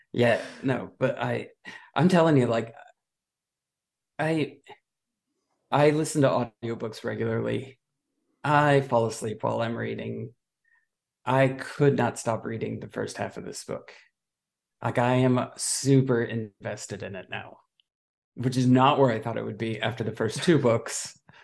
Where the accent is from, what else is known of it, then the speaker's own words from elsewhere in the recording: United States; I'm an American